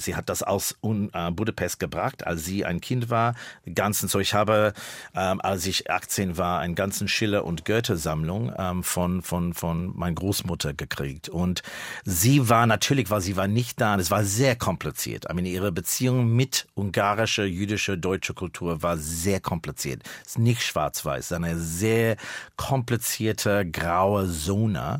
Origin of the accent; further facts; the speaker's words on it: Melbourne, Victoria, Australia; German is a second language; moved away as an adult; now in Berlin, Germany; Da in Melbourne, wo ich geboren bin, der Winter war in meiner Kindheit Zeit äh, 12 Grad, 11